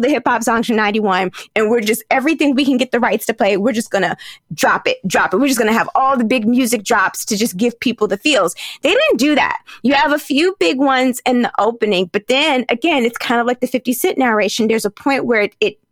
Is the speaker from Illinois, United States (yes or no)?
no; Virginia, United States; moved away; also born or lived in New York; I grew up in Virginia